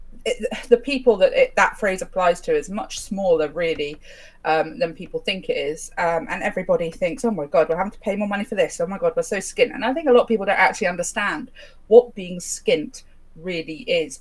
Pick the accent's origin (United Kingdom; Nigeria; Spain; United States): United Kingdom; We're British